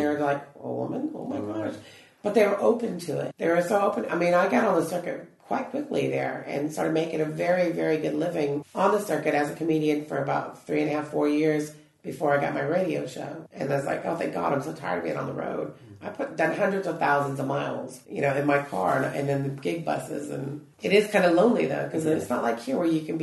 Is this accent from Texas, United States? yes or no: yes; Dallas, Texas, United States; moved away as an adult; now in United Kingdom; I'm from Dallas